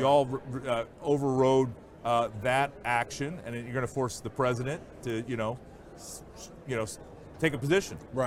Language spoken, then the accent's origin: English; Iowa, United States; my home state of Iowa